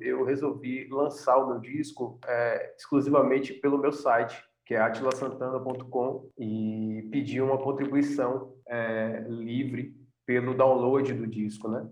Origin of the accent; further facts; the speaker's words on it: Salvador, Bahia, Brazil; a gente veio de Salvador, de uma indústria que é o Axé Music